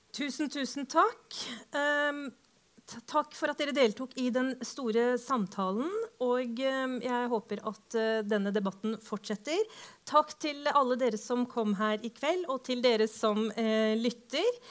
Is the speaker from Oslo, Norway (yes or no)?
yes; Oslo, Norway; jeg vokste opp på Holmlia